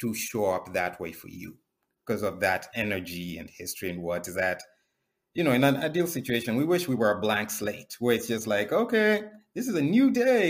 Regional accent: Kenya; moved away as an adult; now in United States; I grew up in Kenya.

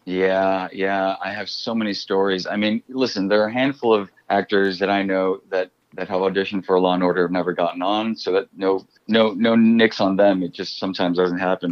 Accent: Chicago, Illinois, United States; I grew up in Chicago

